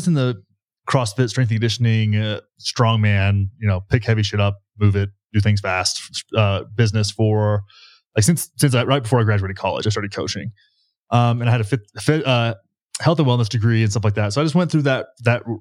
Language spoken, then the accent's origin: English; Texas, United States; moved away as an adult; now in Colorado, United States; I am from Texas